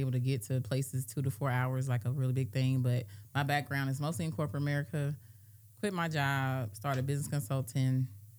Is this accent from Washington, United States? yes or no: no; Indianapolis, Indiana, United States; moved away as an adult; now in Augusta, United States; Well, I'm not an Augusta native. I am from Indianapolis, Indiana. I've been in Augusta May over 12 years now. Moved here.